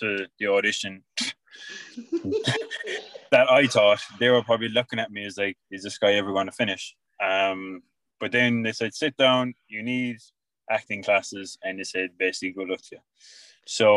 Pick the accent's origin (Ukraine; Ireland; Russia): Ireland; Tralee, Munster; also born or lived in London / Australia; I'm from Tralee